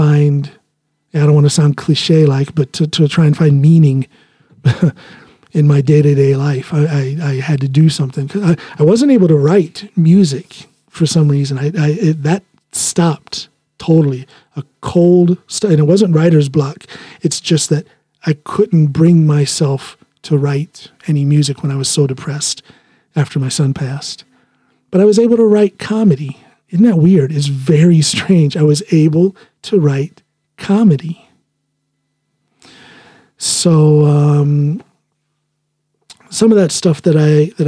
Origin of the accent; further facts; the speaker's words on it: United States; first language English; moved away as an adult; now in Norway; English is my first language, being a American, born and raised. But I've been in Norway now for 18 years